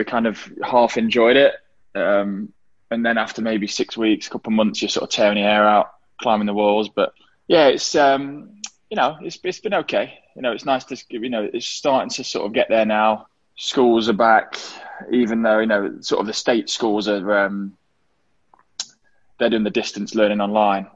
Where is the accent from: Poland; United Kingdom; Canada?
United Kingdom; Derby, East Midlands; kids growing up in England, I loved football